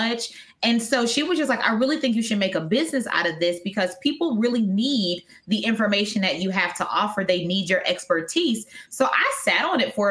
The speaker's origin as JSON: {"language": "English", "region": "Wisconsin", "country": "United States", "moved": "yes", "said": "I'm originally from Wisconsin"}